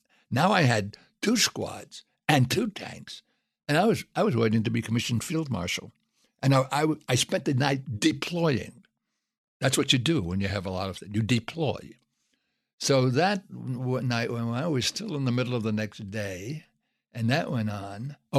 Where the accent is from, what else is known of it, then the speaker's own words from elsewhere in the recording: Brooklyn, New York, United States; They didn't know I was the wimp from Brooklyn who couldn't hit two sewers and was always picked up last for the teams.